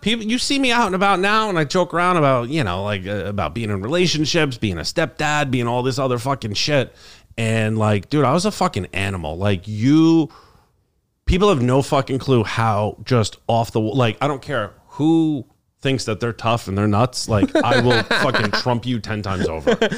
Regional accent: New York, United States; also born or lived in Albany; my hometown

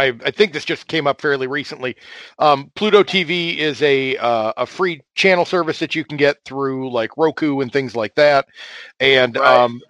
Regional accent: New York, United States; moved away; I'm from New York originally

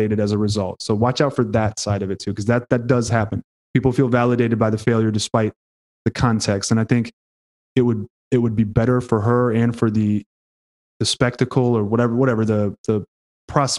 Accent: Houston, Texas, United States; I'm from Houston

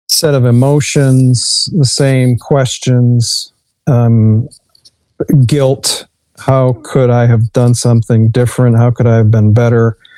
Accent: Dearborn, Michigan, United States; also born or lived in Detroit, Michigan / Redford Township, Michigan; I was born in Detroit. I grew up in Redford Township, and then uh, my real formative years in Dearborn.

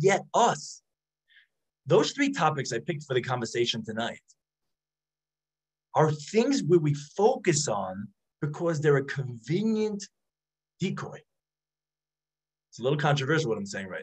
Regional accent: New York City, New York, United States; I grew up in Brooklyn.

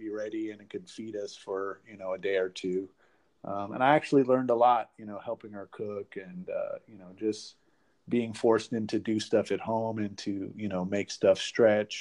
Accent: Oakland, California, United States; now in Florida, United States; I grew up in Oakland and the San Francisco Bay Area, kind of moved around a little bit, but definitely a Northern California Bay Area boy. Currently live in Florida

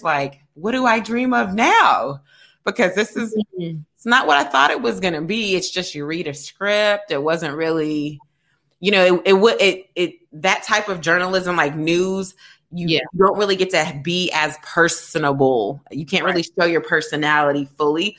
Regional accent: Kentucky, United States; moved away as an adult; also born or lived in Atlanta, Georgia; I'm actually from Kentucky, but I actually moved to Atlanta after college.

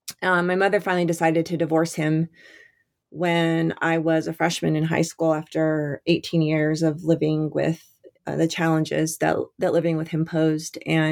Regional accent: Albuquerque, New Mexico, United States; Yeah, so I grew up in Albuquerque, New Mexico, and my father was a salesman, wholesale sporting goods salesman.

